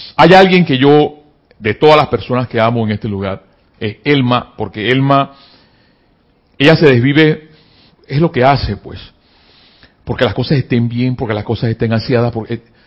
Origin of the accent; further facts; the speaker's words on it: Panama; acá en mi país, Panamá